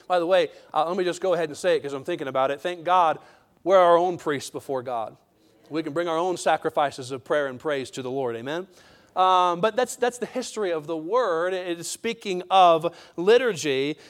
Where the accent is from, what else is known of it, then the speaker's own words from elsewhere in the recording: United States; we as American citizens